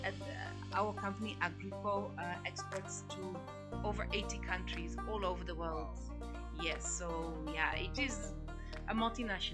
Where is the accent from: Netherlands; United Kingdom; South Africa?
Netherlands; moved away as an adult; now in Kenya; I'm not Kenyan. I was born in the Netherlands, so I'm a Dutch citizen. I've been in Kenya for the last 12 years